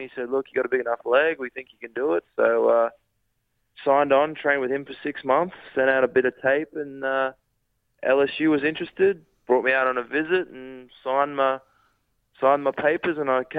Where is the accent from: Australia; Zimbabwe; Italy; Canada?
Australia; Rockhampton, Queensland; moved away as an adult; also born or lived in Ballarat, Australia; now in United States; I grew up in Rockhampton, out there in Queensland, went to high school and all that kind of stuff up there